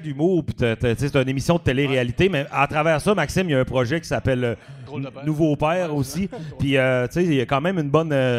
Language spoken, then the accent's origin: French; Dolbeau-Mistassini, Quebec, Canada; also born or lived in Montreal; si je viens de Dolbeau